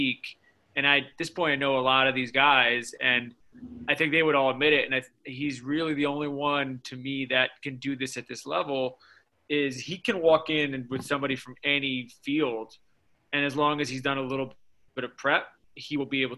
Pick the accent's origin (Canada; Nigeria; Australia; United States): United States; I grew up in New York. My family's all from Chicago.